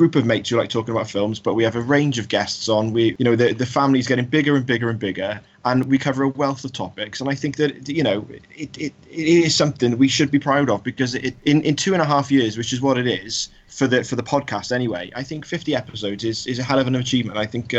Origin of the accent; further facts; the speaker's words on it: United Kingdom; I know we're British